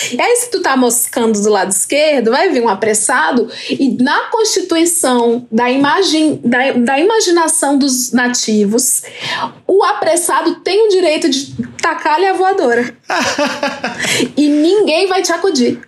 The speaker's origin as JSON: {"language": "Portuguese", "town": "Fortaleza", "region": "Ceará", "country": "Brazil", "moved": "yes", "lives_now": "São Paulo, Brazil", "said": "eu sou da quebrada do Antônio Bezerra, Jardim Iracema, lá de Fortaleza, Ceará. Porém, hoje eu estou aqui numa não quebrada, que é Jardim Paulista, São Paulo."}